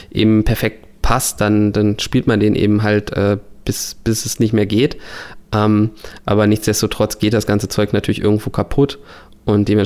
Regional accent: Berlin, Germany; bei mir ist es eben schon seit Kindheit natürlich äh, als Berliner Hertha BSC

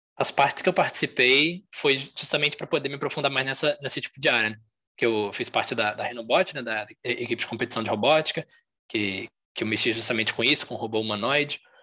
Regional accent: Juiz de Fora, Minas Gerais, Brazil; eu sou aqui de fora mesmo, nasci aqui, moro aqui ainda

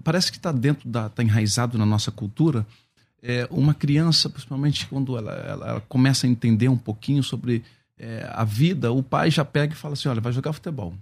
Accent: São Paulo, Brazil; Zona Norte de São Paulo, é, o bairro ali do Carandiru, onde eu cresci, onde eu nasci

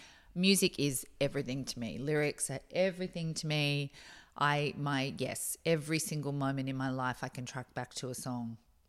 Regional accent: Australia; also born or lived in Boston, United States; I grew up in America, in Boston, for my early years. And so I can spy your car. And then I moved back here, you know, as a young teenager. And so I guess I had a classic Australian 80s life

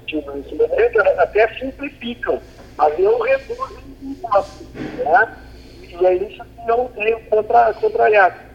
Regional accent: Rio Grande do Sul, Brazil; eu sou do Rio Grande do Sul.

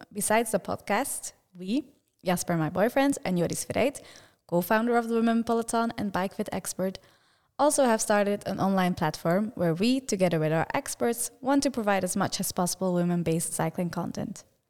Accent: Belgium; English is a second language; I am from Belgium

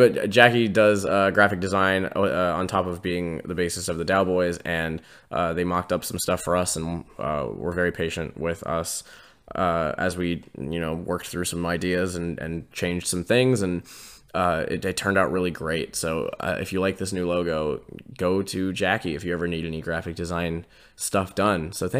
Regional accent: Pittsburgh, Pennsylvania, United States; because I'm actually from Pittsburgh

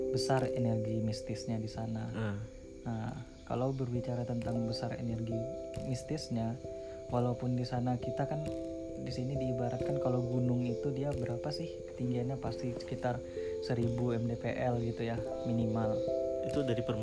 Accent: East Kalimantan, Indonesia; ya uh, saya asli Kalimantan Timur cuma untuk kuliah di Jogja

